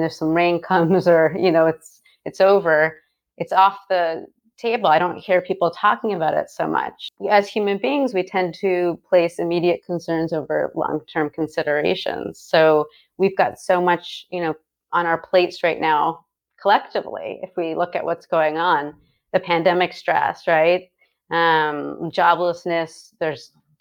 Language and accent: English; Connecticut, United States; now in California, United States; I'm from Connecticut